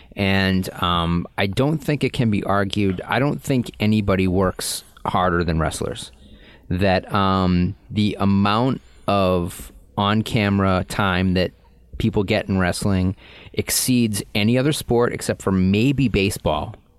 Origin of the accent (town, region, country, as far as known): Boston, Massachusetts, United States; accent: Boston